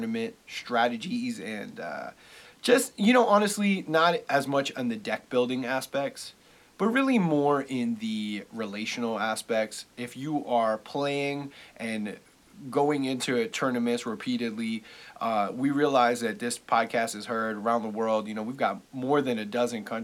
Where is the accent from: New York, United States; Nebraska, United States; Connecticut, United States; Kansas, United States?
New York, United States; I'm a New Yorker born and raised